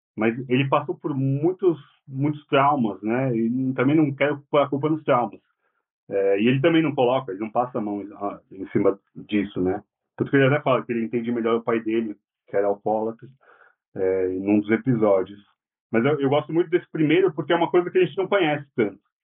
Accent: São Paulo, Brazil; Eu sou do Tatuapé, do lado da Penha

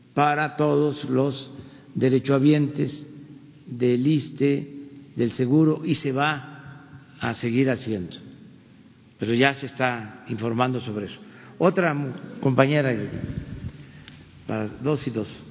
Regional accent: Mexico; más fraternos de lo que somos los mexicanos

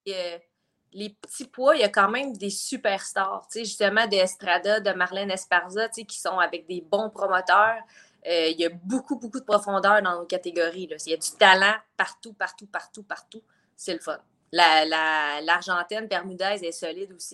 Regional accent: Joliette, Quebec, Canada; je viens de Joliette.

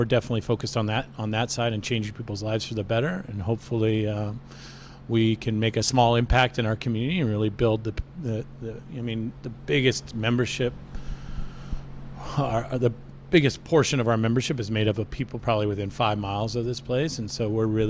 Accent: Snohomish, Washington, United States; moved away as an adult; also born or lived in Seattle; now in San Jose, United States; in Washington State, where I grew up in Snohomish

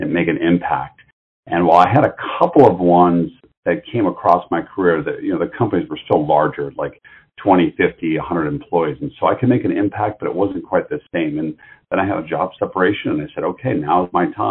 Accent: Detroit, Michigan, United States; I'm from the Detroit area originally

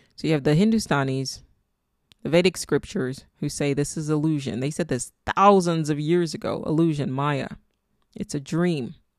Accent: Nigeria; accent: Nigerian; I was born and raised in Nigeria

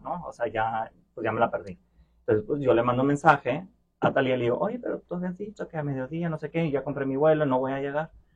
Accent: Monterrey, Nuevo León, Mexico; accent: Mexican; moved away as an adult; now in Brussels, Belgium; Y yo, sí, sí, de Monterrey

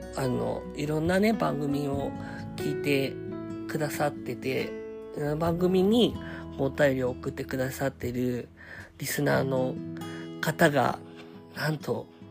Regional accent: Saitama, Japan; also born or lived in Belgium; ベルギー生まれ埼玉育ち

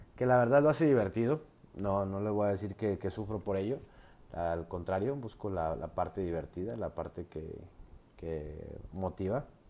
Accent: Mexico; soy mexicano de nacimiento

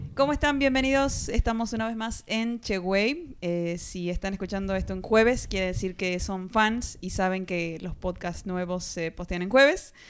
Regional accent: Argentina; de Argentina

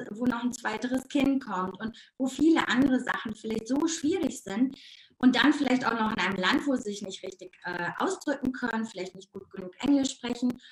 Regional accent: North Rhine-Westphalia, Germany; accent: Ruhrpott dialect; Ich komme aus dem Ruhrpott. Also man hört meinen Dialekt manchmal immer noch und das ist auch gar nicht schlimm.

